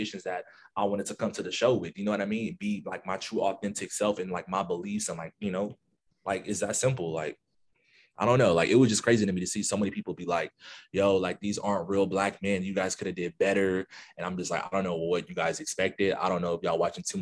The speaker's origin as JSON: {"language": "English", "town": "Los Angeles", "region": "California", "country": "United States", "tie": "born or raised there", "said": "I'm from"}